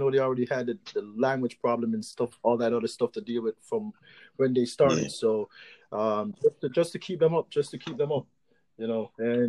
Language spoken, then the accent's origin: English; Jamaica; So the way I learned it was the way I grew up in Jamaica